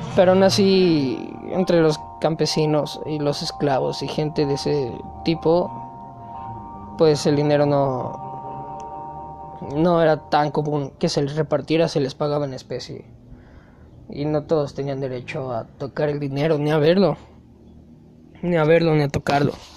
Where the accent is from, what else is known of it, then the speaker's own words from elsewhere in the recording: Mexico; aquí uno como mexicano